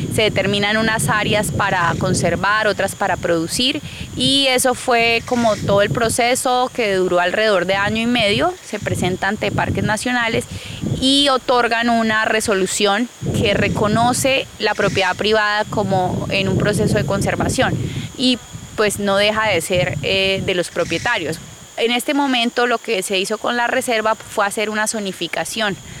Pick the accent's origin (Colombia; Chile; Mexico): Colombia; Yopal, Casanare; soy oriunda de Yopal Casanare y vivo actualmente en Yopal Casanare también